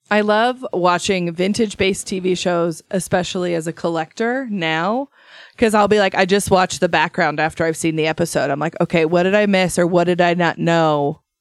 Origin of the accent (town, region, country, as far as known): Idaho, United States; born or raised there; moved away